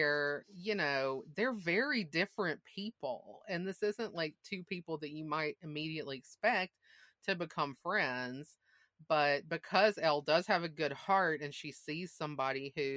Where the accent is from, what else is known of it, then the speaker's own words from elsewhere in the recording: Mississippi, United States; moved away as an adult; also born or lived in Massachusetts; I grew up in Mississippi and I went to college away